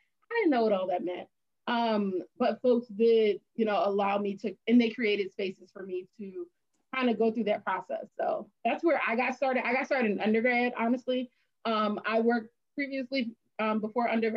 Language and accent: English; Philadelphia, Pennsylvania, United States; also born or lived in Bloomsburg, Pennsylvania; I'm from Philadelphia, large city